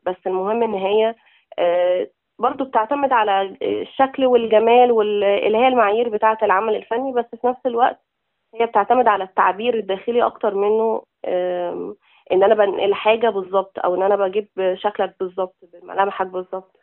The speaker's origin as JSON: {"language": "Arabic", "town": "Zarqa", "region": "Damietta Governorate", "country": "Egypt", "moved": "as an adult", "said": "إحنا من منطقة اسمها الزرقاء. طبعاً محافظة دمياط"}